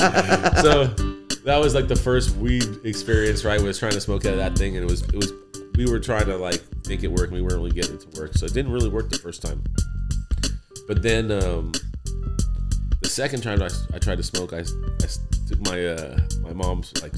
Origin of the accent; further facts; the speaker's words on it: Los Angeles, California, United States; also born or lived in Acton, California; I grew up in Granada Hills